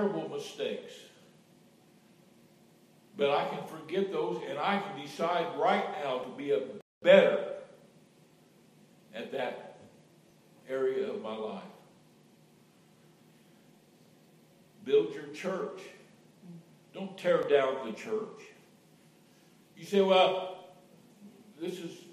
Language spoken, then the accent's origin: English; Indiana, United States; moved away; I'm from God's country, Indiana, Hoosier